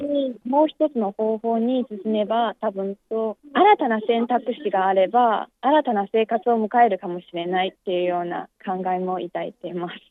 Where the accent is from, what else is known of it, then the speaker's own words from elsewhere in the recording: Jinan, Shandong, China; Japanese is a second language; moved away as an adult; now in Beijing, China; 出身は済南市ですね山東省の済南市です